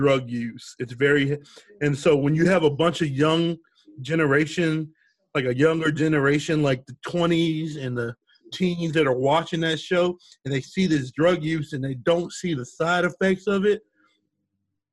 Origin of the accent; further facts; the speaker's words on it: Washington, District of Columbia, United States; I'm from Washington, D.C., just like Dave Chappelle is